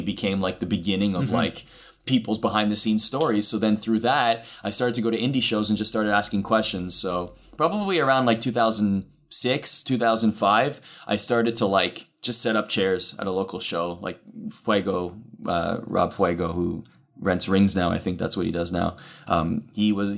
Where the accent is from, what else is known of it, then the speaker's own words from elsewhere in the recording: Canada; growing up in Canada, those are the hockey broadcasters in Canada that I would watch